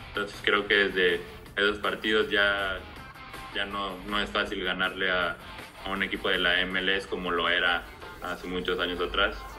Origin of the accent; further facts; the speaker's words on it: Mexico; now in Europe; somos muy pocos mexicanos que estamos en Europa